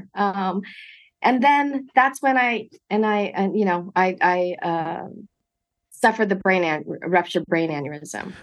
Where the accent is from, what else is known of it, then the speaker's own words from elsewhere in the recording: Monterey Park, California, United States; I grew up in Monterey Park, uh, first generation college to attend USC